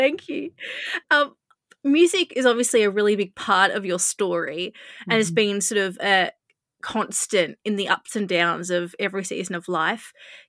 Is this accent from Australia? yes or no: yes; Australia; I'm an Australian